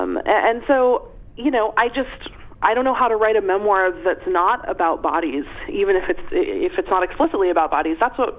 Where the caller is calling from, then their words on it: Seattle, Washington, United States; I'm calling from Seattle, Washington. I'm sitting in my mother's kitchen.